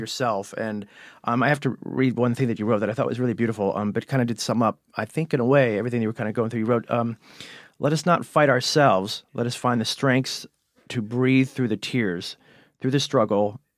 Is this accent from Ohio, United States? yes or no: yes; Cleveland, Ohio, United States; accent: Cleveland; my Cleveland accent